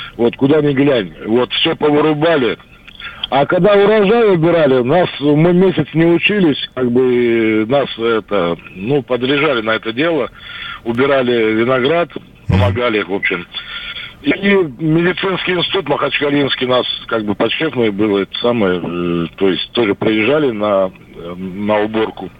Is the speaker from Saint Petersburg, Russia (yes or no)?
no; Dagestan, Russia; Я родом с Дагестана